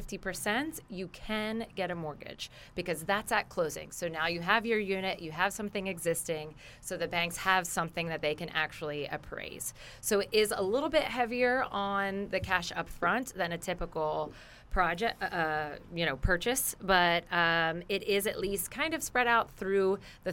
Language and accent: English; New Jersey, United States; moved away as an adult; I'm from New Jersey, although I've been here for 20 years